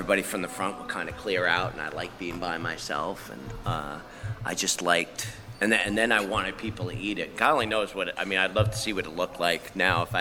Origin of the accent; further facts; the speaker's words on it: Deer Park, New York, United States; moved away as an adult; now in Texas, United States; Deer Park, Long Island as well. So kind of central Long Island